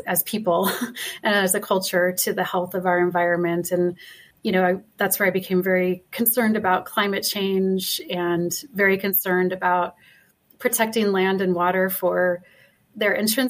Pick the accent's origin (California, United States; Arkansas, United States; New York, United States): California, United States; Malibu; now in Salt Lake City, United States; So I grew up in Malibu, California, you know, during the summers and on weekends